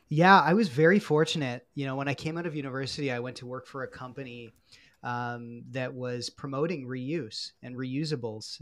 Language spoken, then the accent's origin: English; Peterborough, Ontario, Canada; also born or lived in Guelph; I grew up in Peterborough, Ontario